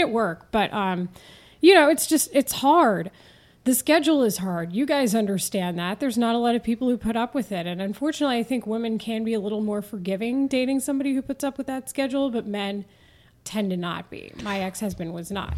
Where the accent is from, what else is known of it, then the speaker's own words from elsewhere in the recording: Denton, Texas, United States; accent: Texan drawl; moved away as an adult; also born or lived in San Diego / Houston / Philadelphia; now in Chicago, United States; I grew up in Denton, Texas, just north of the Dallas area.